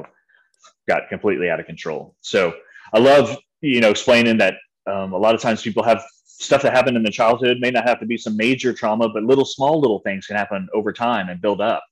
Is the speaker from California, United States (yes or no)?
no; San Antonio, Texas, United States; also born or lived in Waco, Texas; I grew up in San Antonio, Texas